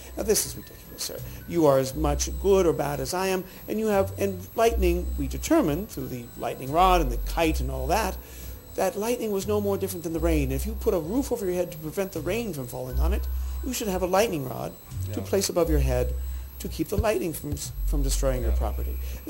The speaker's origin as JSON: {"language": "English", "town": "Boston", "region": "Massachusetts", "country": "United States", "tie": "born or raised there", "said": "forgive my bringing a criticism to my hometown of Boston"}